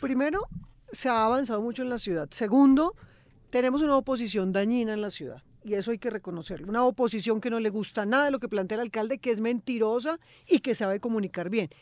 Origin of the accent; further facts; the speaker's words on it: Bogotá, Colombia; Yo nací en Bogotá